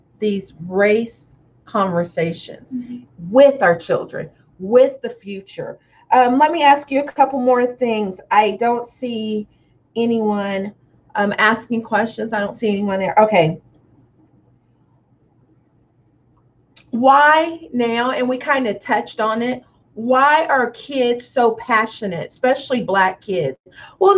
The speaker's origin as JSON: {"language": "English", "town": "Tonganoxie", "region": "Kansas", "country": "United States", "tie": "born or raised there", "said": "growing up in Tonganoxie"}